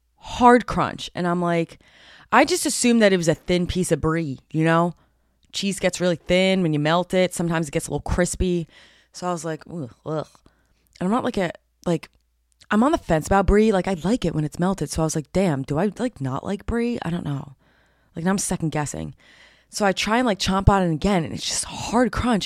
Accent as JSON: {"language": "English", "region": "New Jersey", "country": "United States", "said": "I'm from Jersey"}